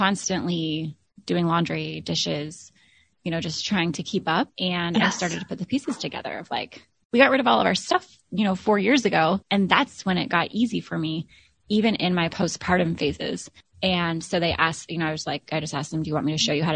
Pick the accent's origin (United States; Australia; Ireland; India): United States; Alaska; moved away as an adult; now in Florida, United States; my husband and I moved from Alaska to Florida, both born and raised.